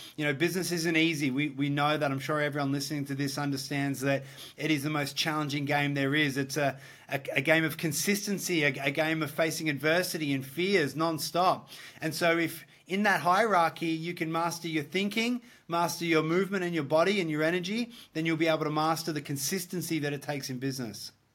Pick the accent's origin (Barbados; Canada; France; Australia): Australia; also born or lived in Gold Coast, Queensland; I'm from Australia. Uh, Australian boy, I live in the Gold Coast